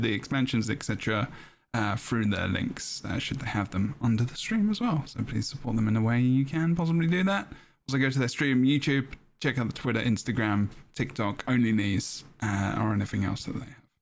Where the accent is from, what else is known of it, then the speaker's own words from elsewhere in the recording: England, United Kingdom; I'm an English person.